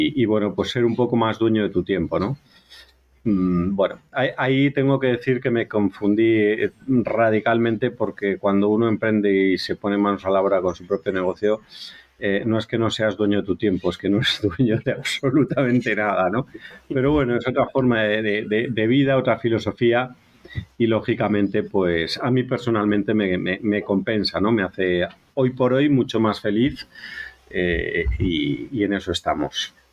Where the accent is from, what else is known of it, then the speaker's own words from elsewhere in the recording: Galicia, Spain; soy gallego, voy a hacer un poquito de, de publicidad de mi tierra